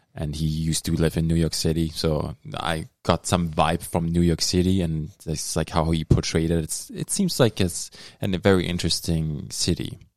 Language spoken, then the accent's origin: English; Dortmund, North Rhine-Westphalia, Germany; now in Thunder Bay, Canada; the city where I grew up in Dortmund